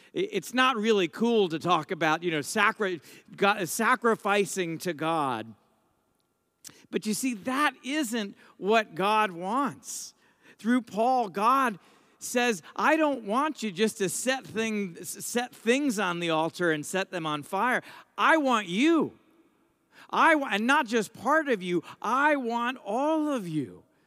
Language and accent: English; United States; I'm an American, I'm a priest